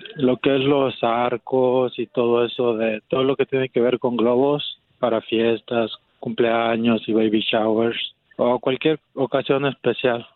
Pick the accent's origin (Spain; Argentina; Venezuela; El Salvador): El Salvador; now in Dallas, United States; También de El Salvador.